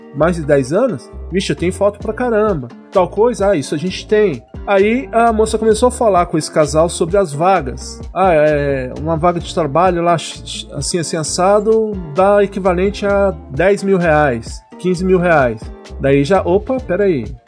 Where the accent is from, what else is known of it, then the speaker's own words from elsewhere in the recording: Jacareí, São Paulo, Brazil; moved away as an adult; eu sou de Jacareí, interior